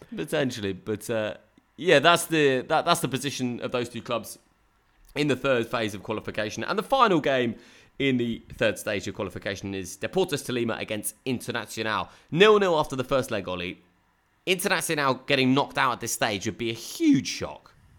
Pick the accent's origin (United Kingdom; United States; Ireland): United Kingdom; Brighton, South East England; I grew up in Brighton